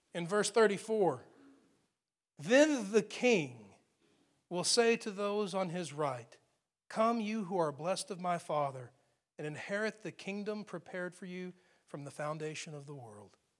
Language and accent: English; Texas, United States; I grew up in Texas